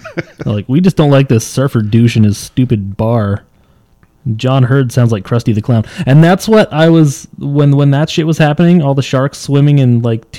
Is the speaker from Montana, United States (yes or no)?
yes; Montana, United States; I'm from Montana.